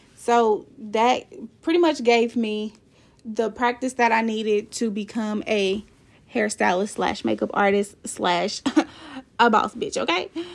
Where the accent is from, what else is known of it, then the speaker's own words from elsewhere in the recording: Kansas City, Missouri, United States; I'm from Kansas City, Missouri